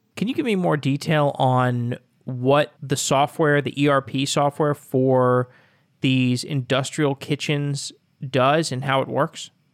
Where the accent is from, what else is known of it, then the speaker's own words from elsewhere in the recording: Austin, Texas, United States; I'm from Austin